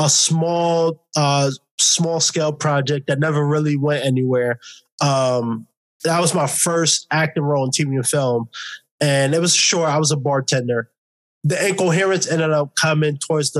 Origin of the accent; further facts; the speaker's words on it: New York City, New York, United States; moved away as an adult; now in Los Angeles, United States; born and raised in New York City, lived it all my life. Only been out in LA for 2 years